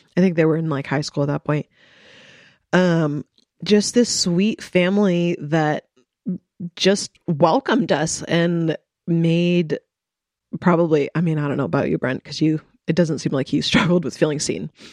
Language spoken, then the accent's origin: English; Coeur d'Alene, Idaho, United States; moved away as an adult; also born or lived in Moscow, Idaho; I grew up in Coeur d'Alene